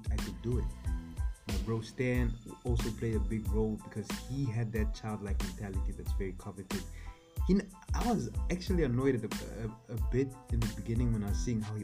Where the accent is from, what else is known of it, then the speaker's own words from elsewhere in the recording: Namibia; I grew up in Namibia, right? I grew up there. That's where I learned how to speak and everything.